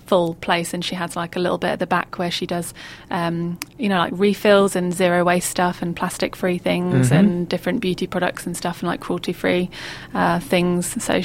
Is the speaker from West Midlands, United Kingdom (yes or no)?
no; Bury St Edmunds, East of England, United Kingdom; Bury St Edmunds, where I grew up in Suffolk in the UK.